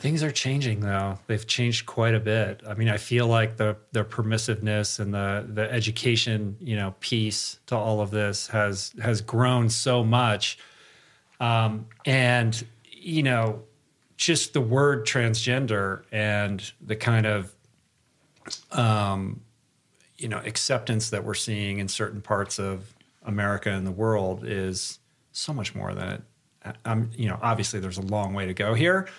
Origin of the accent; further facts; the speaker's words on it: Michigan, United States; I'm, I'm from Michigan.